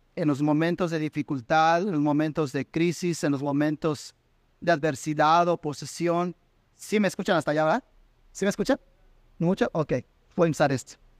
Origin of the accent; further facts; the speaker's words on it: Mexico; en mi país, México